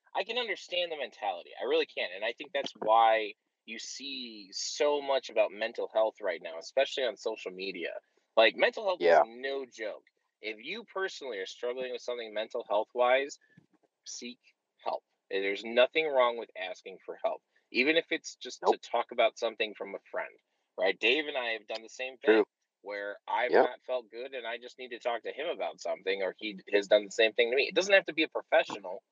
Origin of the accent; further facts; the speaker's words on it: Chicago, Illinois, United States; I'm from Chicago.